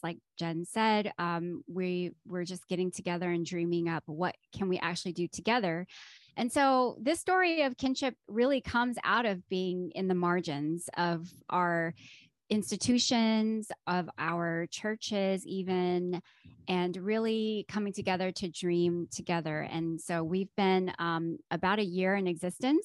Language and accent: English; Atlanta, Georgia, United States; also born or lived in Chicago, Illinois; now in Durham, United States; I'm originally from Atlanta